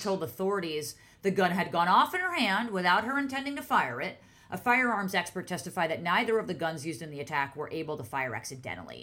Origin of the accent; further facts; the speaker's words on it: New York, United States; I'm a New Yorker